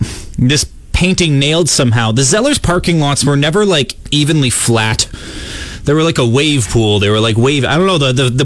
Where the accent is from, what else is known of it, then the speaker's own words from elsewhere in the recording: Canada; because I'm Canadian.